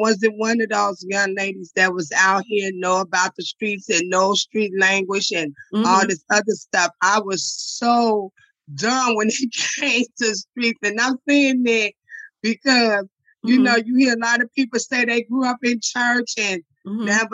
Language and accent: English; Chicago, Illinois, United States; I'm from the low end of Chicago.